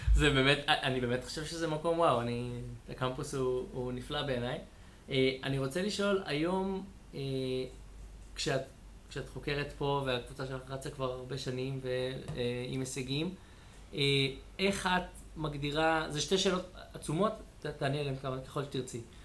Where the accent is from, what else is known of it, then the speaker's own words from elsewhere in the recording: Israel; אני שגדלתי במושב